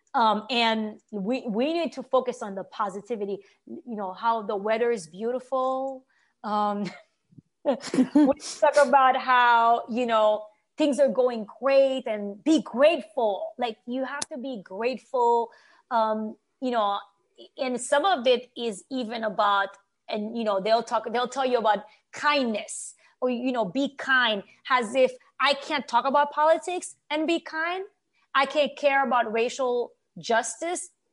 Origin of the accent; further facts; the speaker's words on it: Haiti; English is a second language; now in United States; I grew up in Haiti.